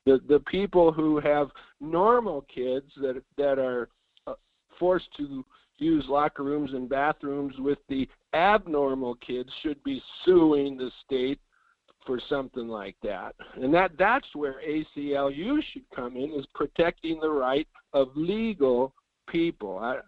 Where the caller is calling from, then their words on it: Fairbanks, Alaska, United States; Good morning. This is … in Fairbanks.